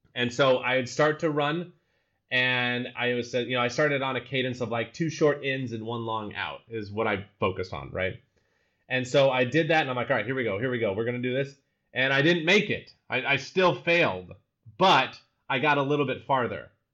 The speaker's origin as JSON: {"language": "English", "region": "Utah", "country": "United States", "tie": "born or raised there", "also_born_or_lived": "Colorado", "first_language": "English", "moved": "as an adult", "lives_now": "Amsterdam, Netherlands", "said": "I grew up in Utah, best snow on the earth"}